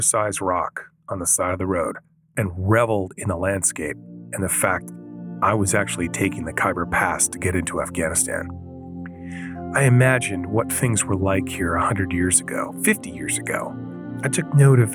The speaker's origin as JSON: {"language": "English", "town": "Vancouver", "region": "British Columbia", "country": "Canada", "said": "I come from Vancouver, Canada."}